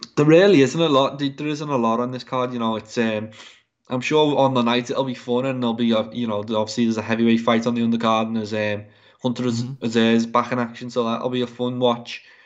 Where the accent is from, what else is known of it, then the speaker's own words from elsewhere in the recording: England, United Kingdom; as an Englishman